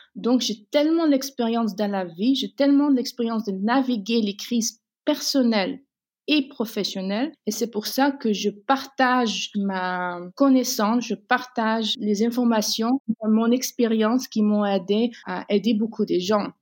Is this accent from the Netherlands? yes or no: yes; Netherlands; Je suis née aux Pays-Bas et j'ai grandi entre deux cultures